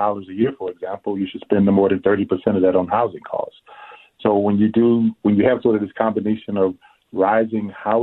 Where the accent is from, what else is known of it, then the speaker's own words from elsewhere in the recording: New Orleans, Louisiana, United States; now in Minneapolis, United States; I'm originally from New Orleans